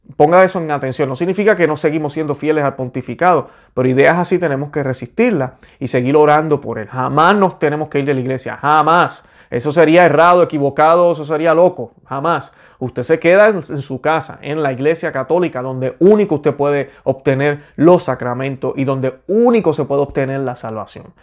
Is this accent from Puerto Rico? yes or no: yes; Puerto Rico; yo soy boricua